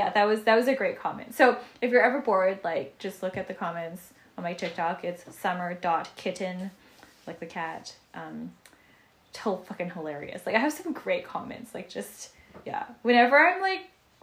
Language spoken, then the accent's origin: English; Canada; They know I'm from Canada